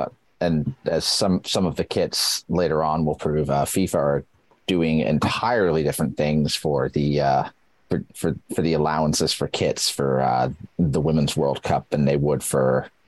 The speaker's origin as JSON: {"language": "English", "region": "England", "country": "United Kingdom", "said": "Did I probably score it up 1 point because I was born in England? Probably."}